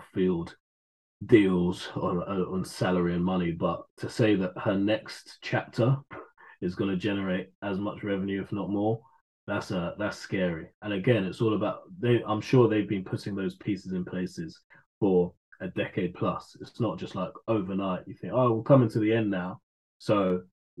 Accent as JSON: {"language": "English", "region": "London", "country": "United Kingdom", "said": "I'm a Londoner."}